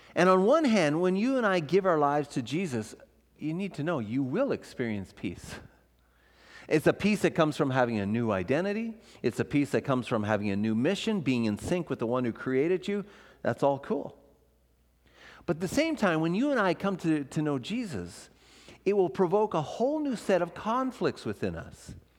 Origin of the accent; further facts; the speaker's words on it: Ontario, Canada; moved away as an adult; also born or lived in Vancouver; I'm from Ontario o-, originally